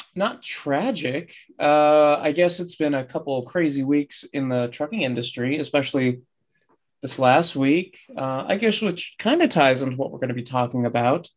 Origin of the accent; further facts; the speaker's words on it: United States; as an American